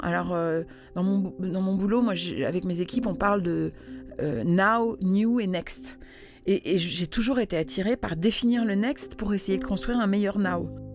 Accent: Netherlands; moved away; J'ai grandi aux Pays-Bas

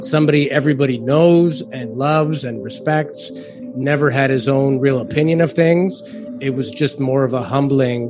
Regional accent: Toronto, Ontario, Canada; I'm from Toronto

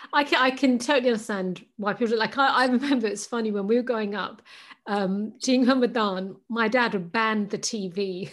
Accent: Pakistan; I'm Pakistani, so Pakistani culture

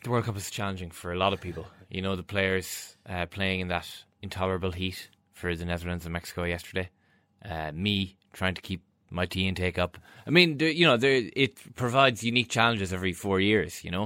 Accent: Ireland

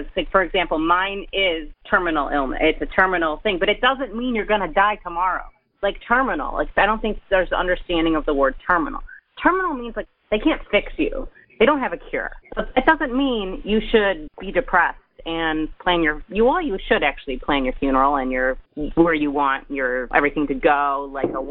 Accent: Detroit, Michigan, United States; I'm from Metro Detroit.

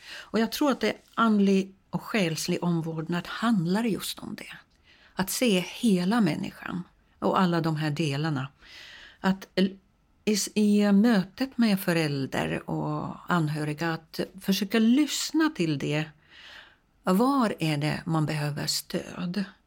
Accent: Finland; now in Sweden; jag kommer från Finland

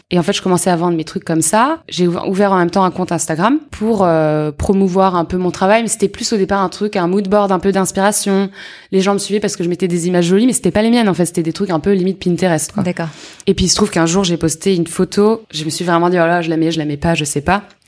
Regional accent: Yvelines, Île-de-France, France; born or raised there; also born or lived in Paris

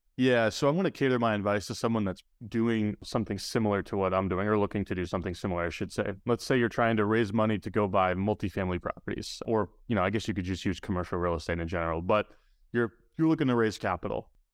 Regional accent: New Hampshire, United States; my hometown because I grew up in New Hampshire as well

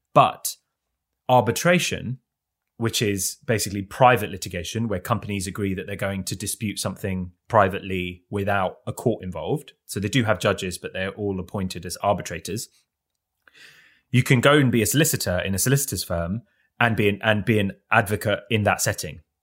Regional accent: London, United Kingdom; Even though I, I grew up in London, one of the richest cities on the planet

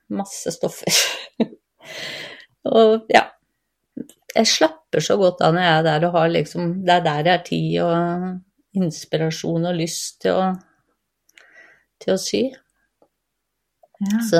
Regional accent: Gausdal, Innlandet, Norway; moved away; also born or lived in Vestfold; 57 eh, år. Jeg er født og oppvokst i Gausdal, men har bodd 15 eh, år i Vestfold.

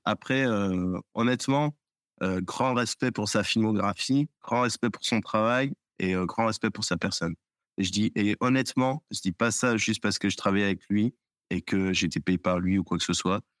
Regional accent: France; en tant que Français, en tant qu'historien

